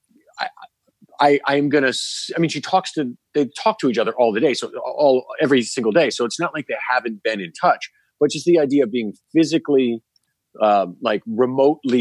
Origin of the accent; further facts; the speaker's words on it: New York, United States; As a New Yorker